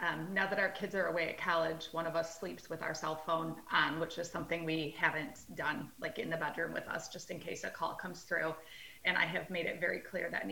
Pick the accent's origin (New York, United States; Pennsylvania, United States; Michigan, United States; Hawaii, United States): Michigan, United States; so I was born and raised in Michigan, did college in Michigan